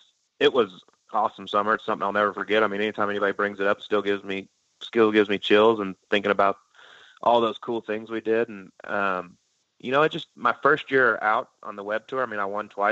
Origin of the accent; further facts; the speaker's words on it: Dallas area, Texas, United States; it was in my hometown